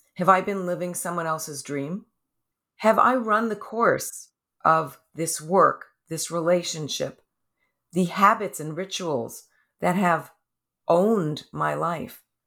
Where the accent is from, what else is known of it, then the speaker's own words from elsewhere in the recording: New York, United States; now in California, United States; I'm a New Yorker also